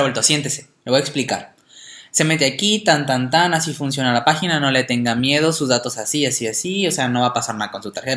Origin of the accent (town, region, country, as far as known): Mexico